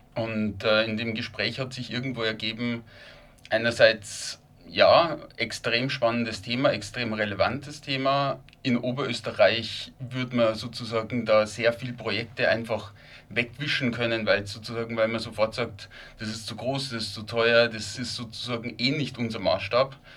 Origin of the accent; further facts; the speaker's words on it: Lower Bavaria, Germany; also born or lived in Linz, Austria; now in Vienna, Austria; Wie man wahrscheinlich hört, äh, ich stamme ursprünglich aus, aus Niederbayern, aus einem, aus einem kleineren Ort